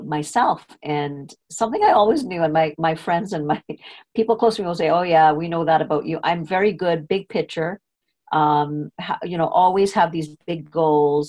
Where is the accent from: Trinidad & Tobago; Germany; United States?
Trinidad & Tobago; I was born in Trinidad. I went to a British school system, was very strict. And I was in standard 5. So I must have been about 12 years old